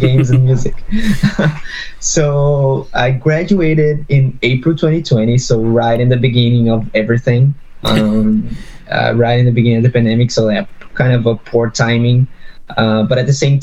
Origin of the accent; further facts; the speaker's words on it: São Paulo, Brazil; moved away as an adult; now in Vancouver, Canada; I'm based in Vancouver, Canada now, but I'm originally from Brazil, São Paulo, Brazil